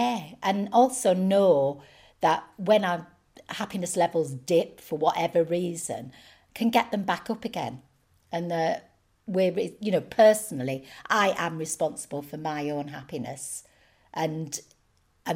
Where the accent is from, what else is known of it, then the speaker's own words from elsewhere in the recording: England, United Kingdom; we're English.